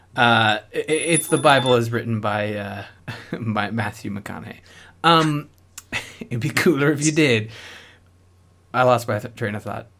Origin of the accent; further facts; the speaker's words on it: Canada; I'm Canadian